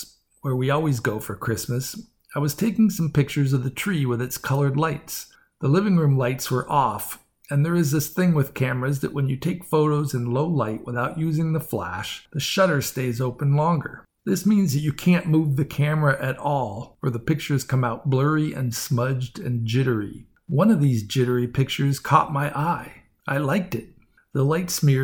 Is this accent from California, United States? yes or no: yes; San Francisco Bay Area, California, United States; now in San Diego, United States; I grew up in the San Francisco Bay Area, so I know my fog.